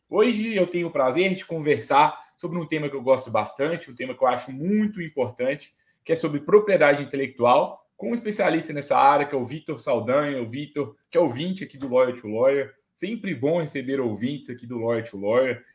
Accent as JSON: {"language": "Portuguese", "town": "Itabira", "region": "Minas Gerais", "country": "Brazil", "tie": "born or raised there", "said": "na minha cidade, por exemplo, eu nasci em Itabira, que é cidade de, uma cidade de mineração"}